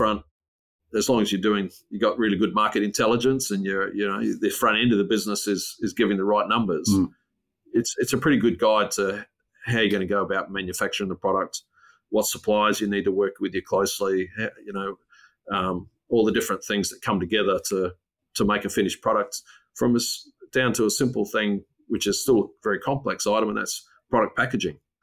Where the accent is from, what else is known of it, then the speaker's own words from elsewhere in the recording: Port Augusta, South Australia, Australia; also born or lived in Whyalla; now in Adelaide, Australia; I grew up in the bush. So I grew up in Port Augusta